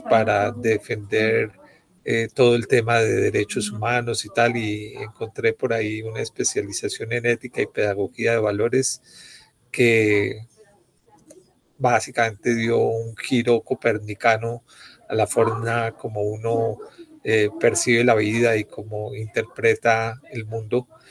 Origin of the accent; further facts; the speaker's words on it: Bogotá, Colombia; Javeriana, bogotano